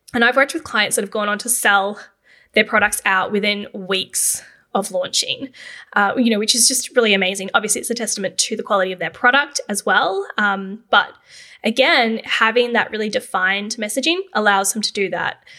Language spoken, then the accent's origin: English; Canberra, Australian Capital Territory, Australia; Growing up in Canberra, I pretty much always thought that I would go into the public service.